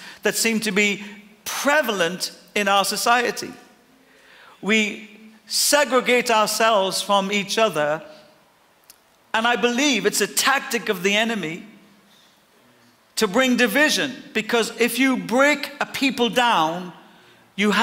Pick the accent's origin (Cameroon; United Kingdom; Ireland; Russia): Ireland; I'm Irish and I'll die Irish